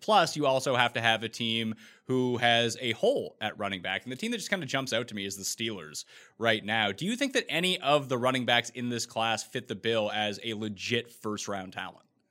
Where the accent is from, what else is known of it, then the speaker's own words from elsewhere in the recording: Nova Scotia, Canada; I'm Canadian, so where I am from, you know, two hundred years before I was born, they expelled all the French people from the province where I'm from